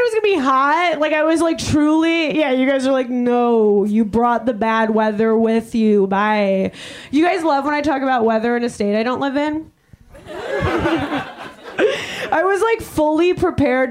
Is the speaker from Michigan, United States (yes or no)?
no; Long Island, New York, United States; now in Chicago, United States; I'm a Jew from Long Island